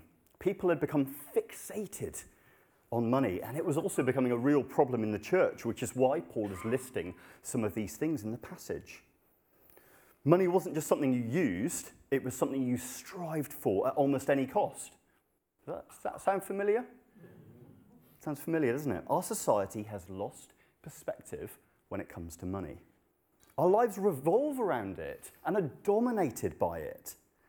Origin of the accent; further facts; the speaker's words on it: Kathmandu, Bagmati, Nepal; moved away; Many of you will know I grew up in Nepal. I lived there for 10 years, and it's a Hindu country.